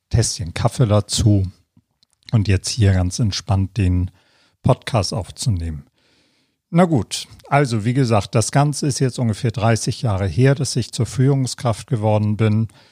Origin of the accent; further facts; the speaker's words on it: Hamburg, Germany; moved away as an adult; also born or lived in London / Nuremberg; Nachdem ich die Schule und die Ausbildung in meiner Heimatstadt Hamburg